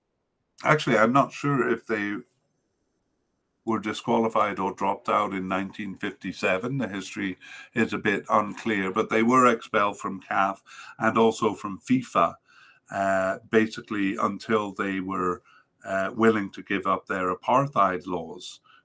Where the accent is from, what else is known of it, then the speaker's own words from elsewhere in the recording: Canada; makes me shudder as a Canadian fan